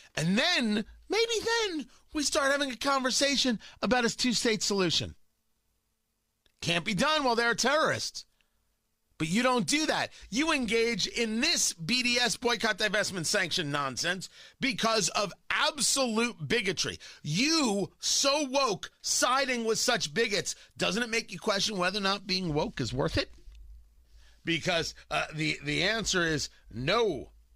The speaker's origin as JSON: {"language": "English", "country": "United States", "said": "I'm an American. I, the, uh, America is my country"}